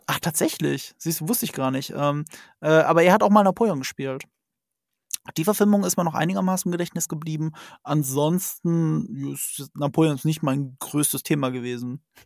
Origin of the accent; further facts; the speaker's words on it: Rhineland-Palatinate, Germany; ich komme aus Rheinland-Pfalz, ne? Das ist an der französischen Grenze